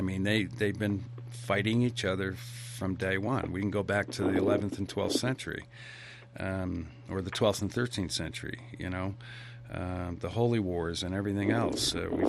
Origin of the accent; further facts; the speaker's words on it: United States; I'm a veteran. I'm an American.